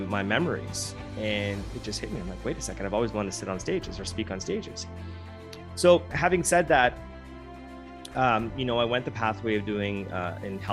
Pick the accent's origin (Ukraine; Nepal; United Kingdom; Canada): Canada; I was born in Canada